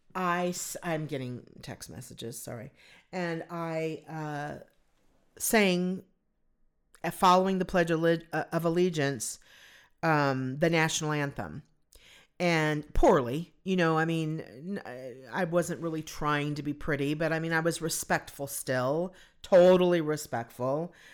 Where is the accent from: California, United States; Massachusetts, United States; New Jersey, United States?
California, United States; Southern; growing up in Southern California